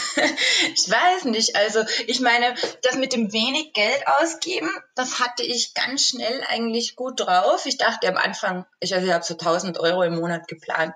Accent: Austria; moved away as an adult; now in Switzerland; Ich komme ja ursprünglich aus Österreich

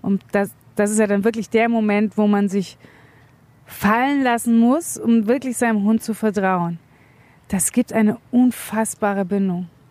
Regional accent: Munich, Bavaria, Germany; in der Großstadt, ich komme aus München

